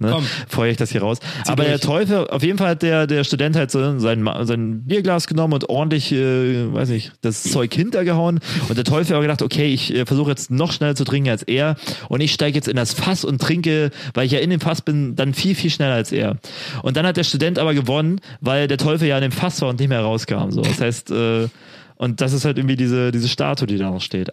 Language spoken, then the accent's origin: German; Spree region, Brandenburg, Germany; moved away; also born or lived in Jena; meine Heimat hier ist, ne, Spree